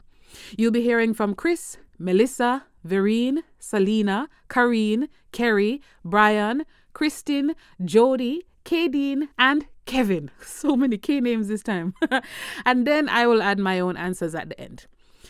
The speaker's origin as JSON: {"language": "English", "country": "Jamaica", "said": "my identity as a Jamaican"}